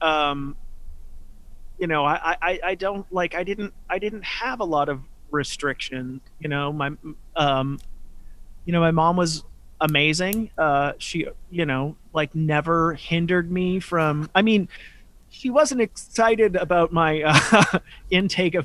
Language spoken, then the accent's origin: English; Chelsea, Massachusetts, United States; I grew up in Chelsea, Massachusetts